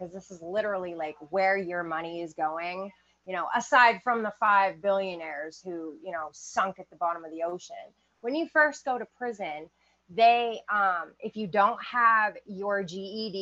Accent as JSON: {"language": "English", "region": "Maine", "country": "United States", "tie": "born or raised there", "said": "I grew up in Maine"}